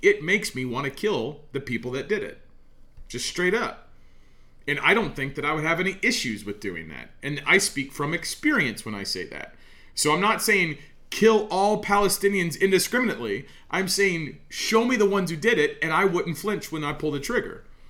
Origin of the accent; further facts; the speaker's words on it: United States; as an American, as a Christian in America, I look at my nation, my people, where I'm from